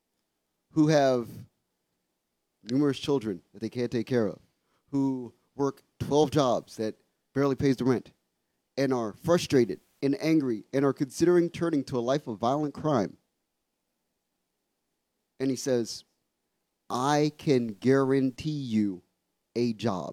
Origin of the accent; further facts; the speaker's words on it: Washington, District of Columbia, United States; I grew up in Deanwood.